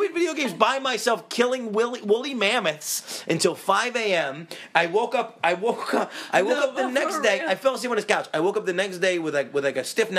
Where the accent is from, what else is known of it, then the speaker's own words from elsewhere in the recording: Syracuse, New York, United States; we're from Syracuse